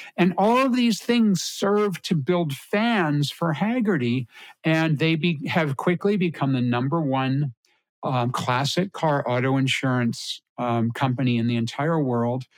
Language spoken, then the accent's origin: English; Connecticut, United States; I grew up in Connecticut